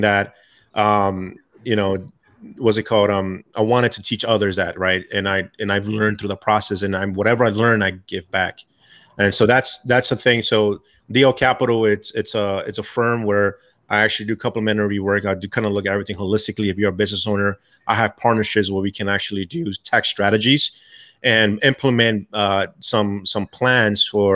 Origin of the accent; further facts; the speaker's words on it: New York City, New York, United States; moved away; I'm originally from New York, Bronx, New York